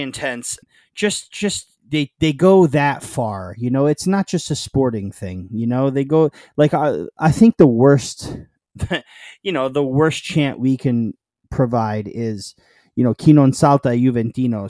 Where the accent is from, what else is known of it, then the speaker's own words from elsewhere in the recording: New York, United States; also born or lived in Naples, Italy (father's birthplace); We're from New York